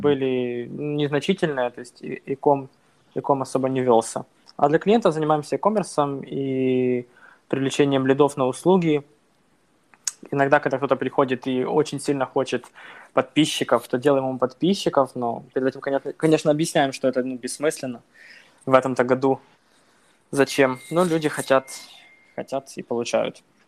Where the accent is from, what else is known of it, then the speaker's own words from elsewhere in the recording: Bila Tserkva, Kyiv Oblast, Ukraine; moved away as an adult; now in Poland; я родом из Украины, из Киевской области, такой город Белая Церковь